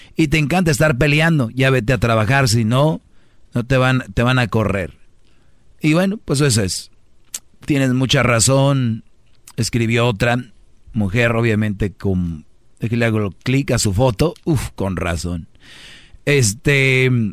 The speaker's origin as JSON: {"language": "Spanish", "town": "Monterrey", "region": "Nuevo León", "country": "Mexico", "said": "si yo soy de Monterrey"}